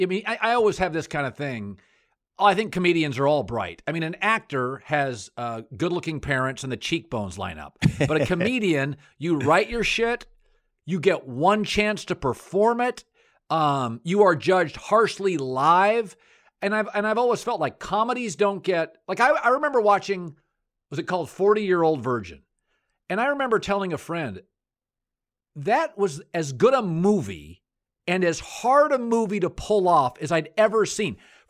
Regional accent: United States; I'm from rural America.

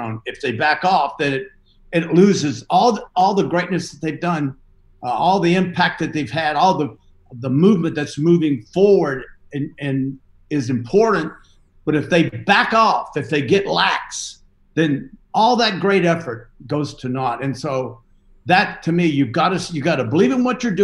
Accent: the South, United States; I'm from the South

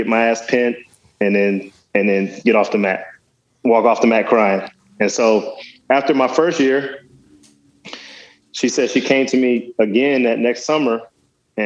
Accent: Dallas, Texas, United States; also born or lived in West Virginia; I got to Dallas at that age, and kind of that's where I did most of my growing up.

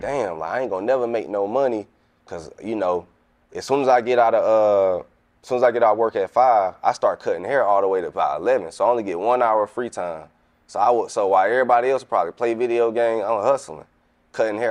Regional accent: Atlanta, Georgia, United States; moved away; also born or lived in Kansas City / Savannah, Georgia; I'm from Atlanta, but I was uh in Kansas when I left

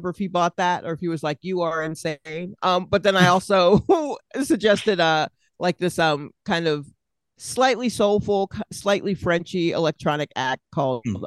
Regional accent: Atlanta, Georgia, United States; moved away as an adult; also born or lived in Brooklyn, New York; now in New York, United States; my family moved to Atlanta. So all my book learning's been there

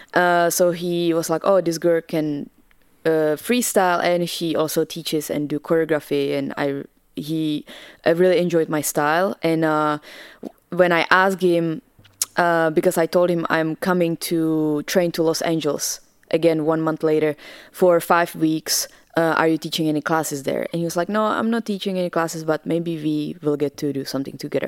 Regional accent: Česká Kamenice, Ústí nad Labem Region, Czechia; English is a second language; moved away as an adult; now in United States; I'm originally from the Czech Republic. Uh, I grew up there and uh, I actually didn't move to America until I was 18

